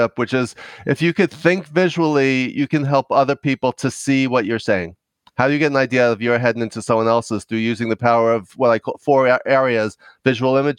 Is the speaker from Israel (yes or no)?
no; New York, United States; also born or lived in Los Angeles; I'm from New York. You may be able to tell from my accent